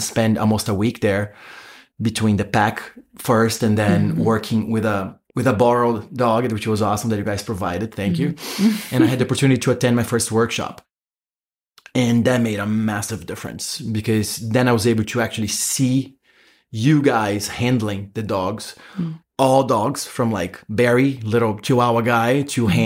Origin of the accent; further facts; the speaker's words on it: Brazil; moved away; In Brazil, yeah. I'm from Brazil.